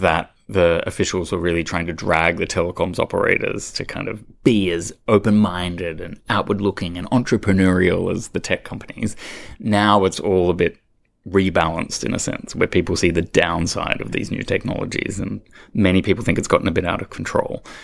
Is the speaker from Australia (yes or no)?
yes; Australia; moved away; I, being an Australian